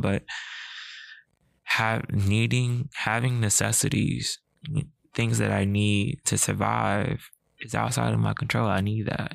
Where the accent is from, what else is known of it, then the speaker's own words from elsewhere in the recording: United States; I'm African American with a disability